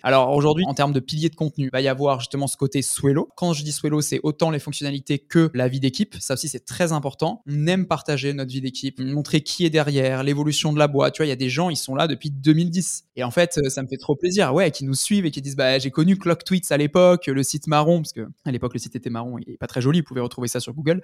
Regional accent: France; also born or lived in Toulon; on est français, on est basé à Toulon

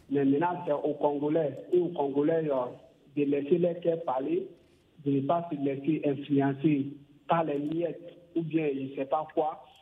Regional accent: Burkina Faso; chez moi au Burkina

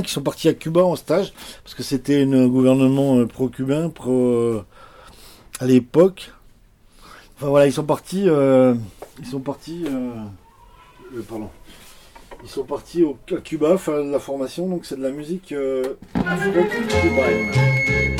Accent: Jura, Bourgogne-Franche-Comté, France; moved away as an adult; also born or lived in Vaucluse; Je suis jurassien, mais on est là depuis quand même un moment.

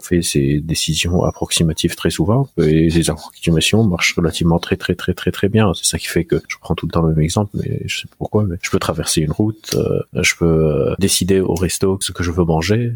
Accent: Lebanon; also born or lived in Beirut; J'ai grandi au Liban. Je suis libanais euh, d'origine.

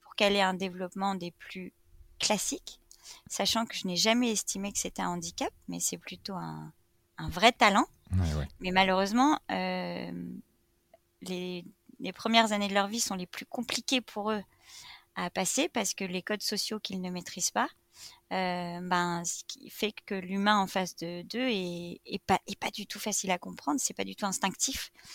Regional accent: Reims, Grand Est, France; moved away as an adult; also born or lived in Paris; now in Brittany, France; je suis née à Reims. où j'ai passé mes 18 premières années de vie

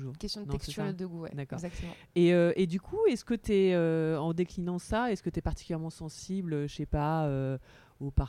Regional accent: Paris, Île-de-France, France; même en tant que parisienne.

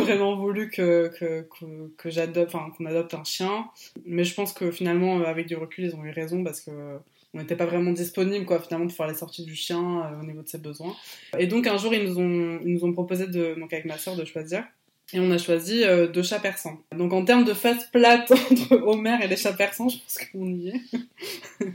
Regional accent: Bordeaux, Nouvelle-Aquitaine, France; also born or lived in Poitiers; now in Bordeaux, France; moi depuis petit je suis de Bordeaux

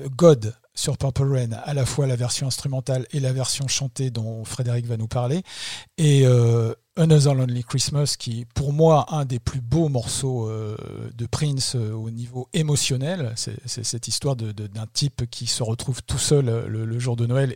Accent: France; nous, en tant que Français

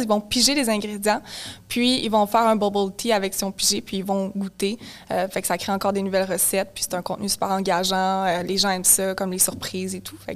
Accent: Mirabel, Quebec, Canada; je viens de Mirabel à Rive-Nord

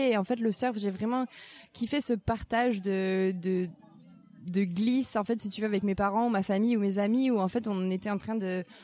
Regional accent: France; j'ai 25 ans, je suis française

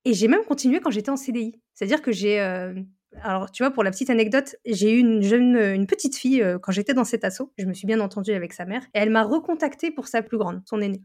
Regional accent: northern France, France; je viens du nord de la France

